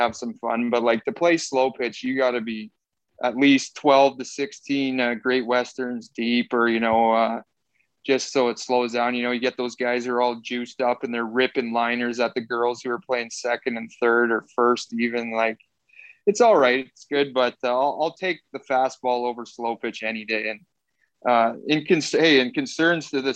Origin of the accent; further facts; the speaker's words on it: Saskatchewan, Canada; also born or lived in Orlando, Florida; I'm from Ryan, Saskatchewan, small town.